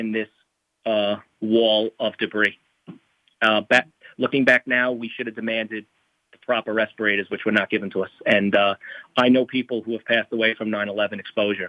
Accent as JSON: {"language": "English", "town": "New York City", "region": "New York", "country": "United States", "tie": "born or raised there", "said": "I grew up in New York City"}